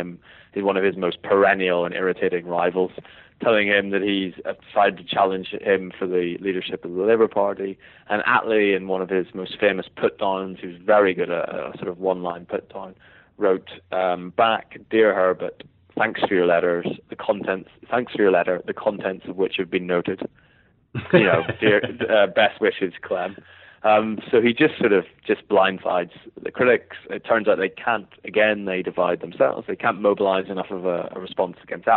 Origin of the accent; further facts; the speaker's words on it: Northern Ireland, United Kingdom; accent: Northern Irish; my accent is Northern Irish